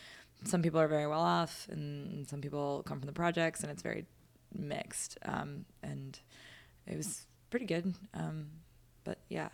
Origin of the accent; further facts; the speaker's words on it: White Plains, New York, United States; I grew up in White Plains, which is southern end of Westchester, mm-hmm. sort of wedged between the opposite towns of Scarsdale and Yonkers. Basically, the suburbs, if you just kept on going, north of Manhattan, north of the Bronx